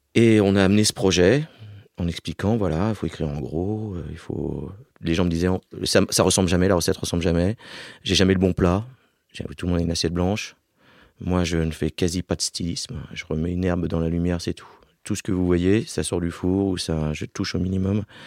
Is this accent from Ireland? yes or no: no; Alsace, Grand Est, France; now in Paris, France; je viens d'Alsace